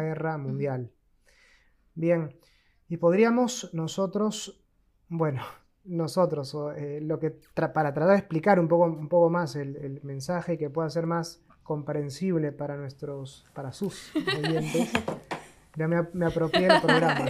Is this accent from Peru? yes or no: yes; Peru; moved away as an adult; also born or lived in Argentina; soy peruano de nacimiento